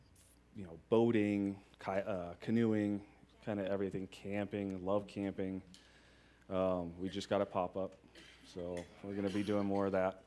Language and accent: English; Boulder, Colorado, United States; I've lived in Colorado my whole life. I was born in Boulder